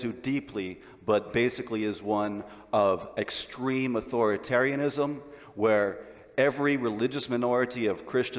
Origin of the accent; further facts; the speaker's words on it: California, United States; born and raised in California